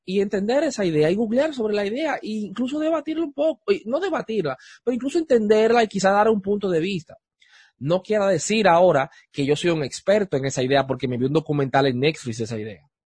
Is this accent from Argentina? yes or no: no; Dominican Republic; en Santo Domingo, en mi país, en República Dominicana